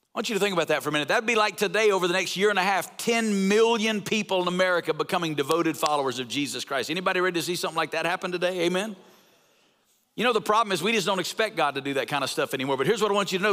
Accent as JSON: {"language": "English", "region": "North Alabama", "country": "United States", "also_born_or_lived": "Woodstock, Georgia", "moved": "as an adult", "lives_now": "Las Vegas, United States", "said": "I'm from North Alabama"}